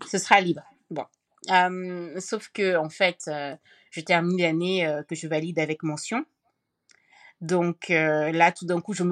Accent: France; born there; Donc euh, la question, je suis née en France pourtant, euh, mais je m'accrochais, je m'accrochais à ma nationalité camerounaise.

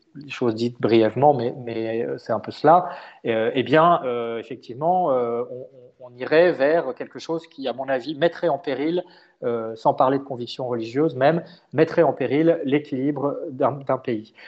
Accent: France; en tant que Français

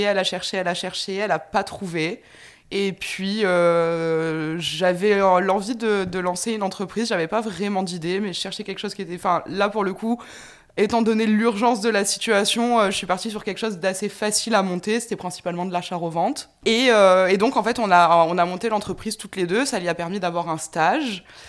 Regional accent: France; moved away as an adult; now in Montreal, Canada; je suis originaire de France

